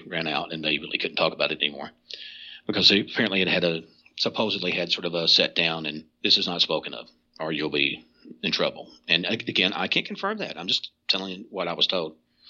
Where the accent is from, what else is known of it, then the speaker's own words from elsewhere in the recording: Kentucky, United States; So you may look at a book and go, well, I'm from Eastern Kentucky.